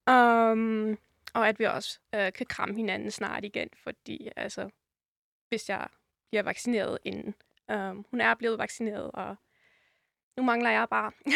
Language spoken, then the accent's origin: Danish; Rotenburg, Lower Saxony, Germany; moved away as an adult; jeg er jo født i Tyskland og opvokset der i 21 år